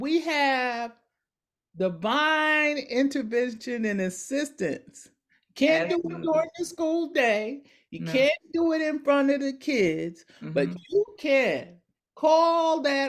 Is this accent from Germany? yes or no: no; Paterson, New Jersey, United States; I grew up in Patterson.